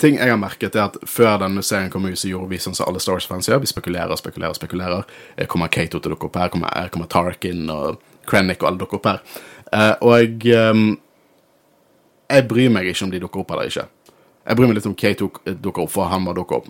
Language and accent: Norwegian; Norway; Jeg er norsk